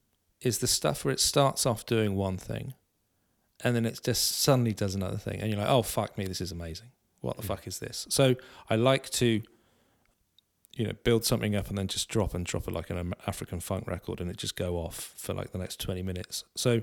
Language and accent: English; South West England, United Kingdom; because of my background, because I'm from Cornwall